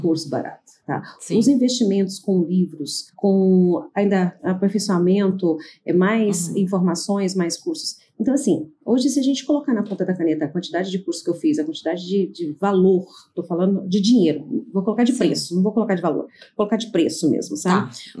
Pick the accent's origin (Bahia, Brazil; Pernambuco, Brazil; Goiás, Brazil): Goiás, Brazil; Goiânia; moved away; eu sou nascida em Goiânia e no momento estou morando em Goiânia, né, voltei para Goiânia